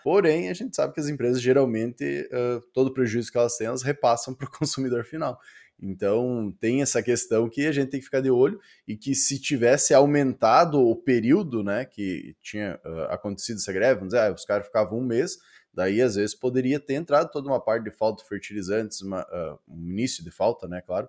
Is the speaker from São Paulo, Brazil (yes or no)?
no; Northwest, Rio Grande do Sul, Brazil; sou natural do Noroeste